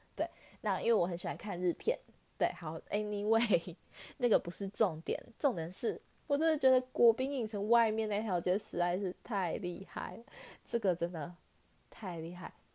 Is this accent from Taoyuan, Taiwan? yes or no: no; Taichung, Taiwan; 我是台中人嘛